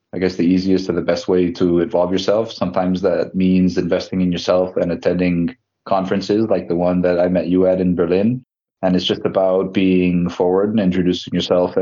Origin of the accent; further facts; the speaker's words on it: Mexico; also born or lived in United States; now in Spain; I'm originally from Mexico. I lived in the United States for some time, and then I came out to Spain about